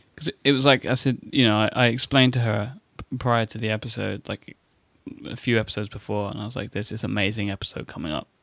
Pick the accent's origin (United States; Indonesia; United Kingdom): United Kingdom; I am British.